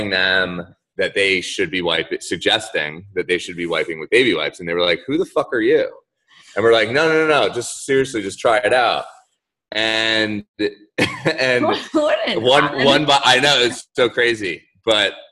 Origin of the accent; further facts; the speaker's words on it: Orlando, Florida, United States; I wish I was from South Florida with you guys. {S0} Oh, {S1} but I'm actually from Orlando, so Central Florida.